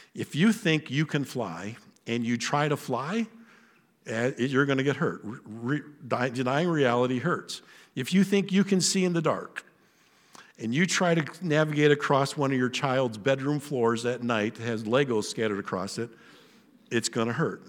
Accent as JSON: {"language": "English", "region": "Western Ohio", "country": "United States", "tie": "born or raised there", "said": "My place of birth, I was born in Western Ohio in America"}